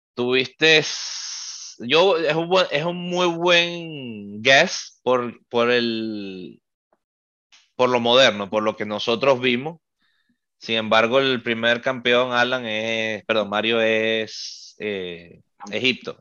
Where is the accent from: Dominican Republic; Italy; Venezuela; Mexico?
Venezuela; nosotros siendo venezolanos